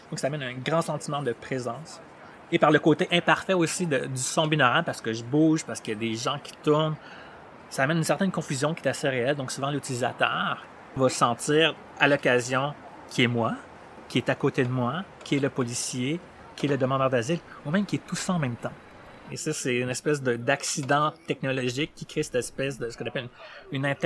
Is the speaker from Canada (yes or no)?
no; Chad; I don't speak Arab. Je viens du Tchad. Je parlais français. Un peu